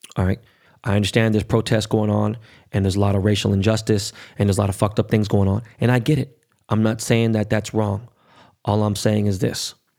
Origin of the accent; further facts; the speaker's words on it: United States; I'm American more than anything, right? But I, obviously, I know what, you know, my heritage and, and, and where my family's from. They're from Korea